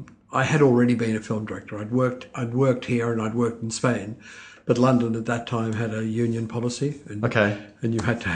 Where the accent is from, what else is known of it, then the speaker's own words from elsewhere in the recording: Melbourne, Victoria, Australia; also born or lived in Trieste, Italy; I came to Australia when I was about 2. Mm-hmm. So I grew up in Melbourne.